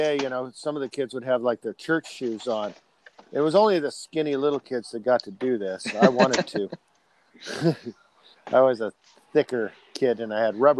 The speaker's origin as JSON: {"language": "English", "region": "California", "country": "United States", "tie": "born or raised there", "said": "So, I grew up in the San Joaquin Valley. San Joaquin Valley is very dry."}